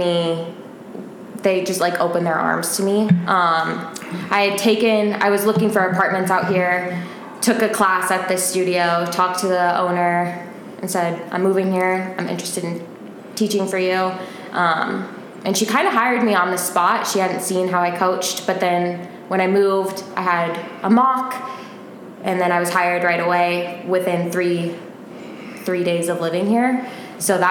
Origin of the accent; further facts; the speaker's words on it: Denver, Colorado, United States; moved away as an adult; now in Arizona, United States; I'm from Denver, Colorado. I lived there for all of my life. I moved out here when I was 25